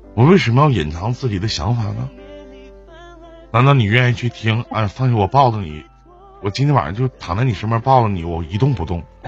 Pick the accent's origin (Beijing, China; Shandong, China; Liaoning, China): Liaoning, China; Shenyang; 我是沈阳的